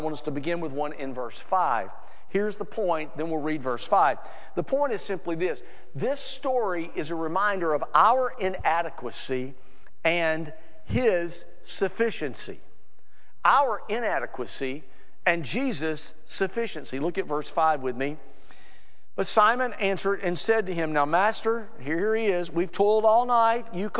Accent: Alabama, United States; an evangelist friend of mine from my home state of Alabama.

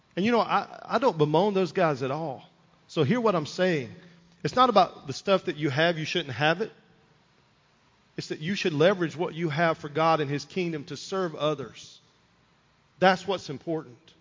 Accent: United States; as an American, as a Christian

